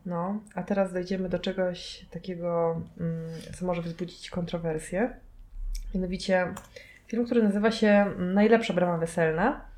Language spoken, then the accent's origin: Polish; Kashubia, Pomeranian Voivodeship, Poland; ja jestem z Kaszub